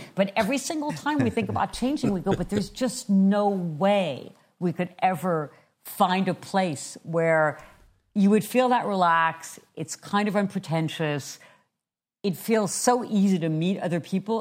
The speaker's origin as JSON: {"language": "English", "country": "France", "moved": "yes", "said": "I am originally from France"}